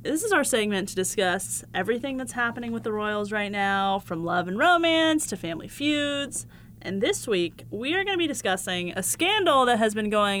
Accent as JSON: {"language": "English", "region": "Southern California", "country": "United States", "tie": "born or raised there", "said": "I grew up in Southern California, so it's all I know, baby."}